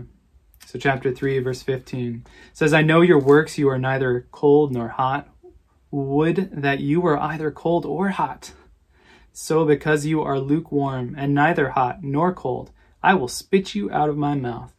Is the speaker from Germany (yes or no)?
no; Lansing, Michigan, United States; a family that I grew up around in Lansing